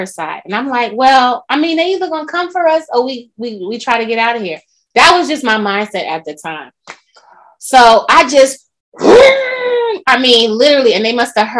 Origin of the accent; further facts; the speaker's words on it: New York, United States; now in Atlanta, United States; I'm a New Yorker.